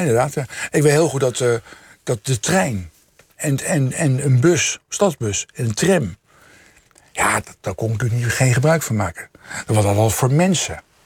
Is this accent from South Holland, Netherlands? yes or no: yes; The Hague, South Holland, Netherlands; Scheveningen, Den Haag, waar ik vandaan kom.